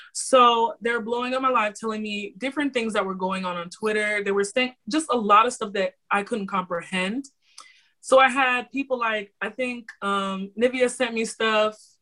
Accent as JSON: {"language": "English", "region": "Florida", "country": "United States", "said": "I am from Florida. City boy originates from here"}